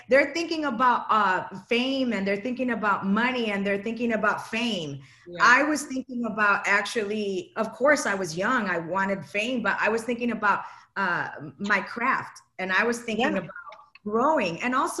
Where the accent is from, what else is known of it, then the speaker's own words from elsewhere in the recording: Chicago, Illinois, United States; moved away; I'm from Chicago.